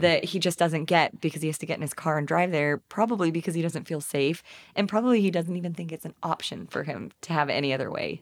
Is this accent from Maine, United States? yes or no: no; East Texas, United States; now in Fayetteville, United States; I'm from East Texas